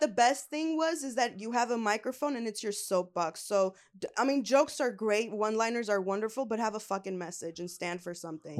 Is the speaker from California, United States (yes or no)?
yes; Los Angeles, California, United States; born and raised in L A.